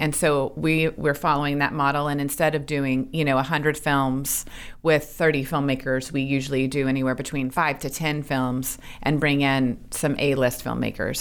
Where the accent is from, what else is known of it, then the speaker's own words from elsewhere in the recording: Little Rock, Arkansas, United States; moved away; growing up in Arkansas